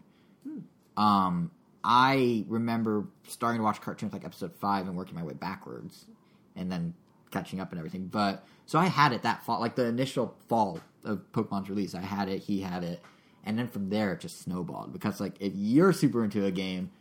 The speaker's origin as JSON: {"language": "English", "region": "Montana", "country": "United States", "tie": "born or raised there", "moved": "yes", "said": "I left Montana, because I grew up in Montana"}